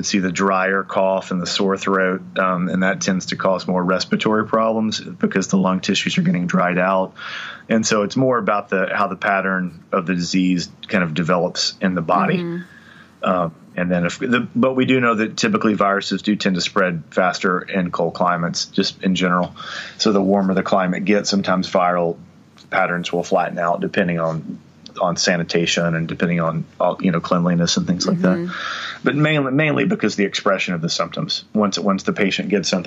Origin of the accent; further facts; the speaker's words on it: Louisiana, United States; now in Texas, United States; I grew up in Louisiana and it was extremely hot and damp. And then I live in Texas now